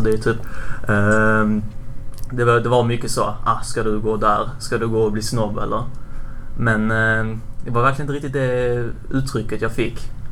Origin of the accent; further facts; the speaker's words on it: Borås, Västra Götaland, Sweden; jag är från Borås